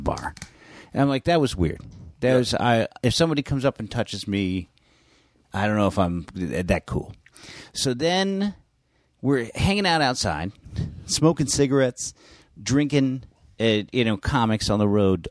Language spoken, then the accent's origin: English; San Francisco, California, United States; I grew up in San Francisco in North Beach